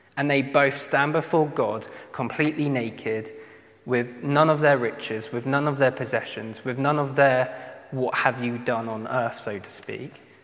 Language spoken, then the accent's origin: English; United Kingdom; especially being British